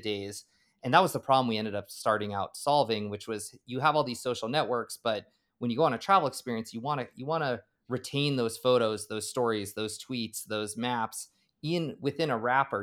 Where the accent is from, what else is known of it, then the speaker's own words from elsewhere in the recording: Boulder, Colorado, United States; also born or lived in Maryland; born and raised in Boulder, Colorado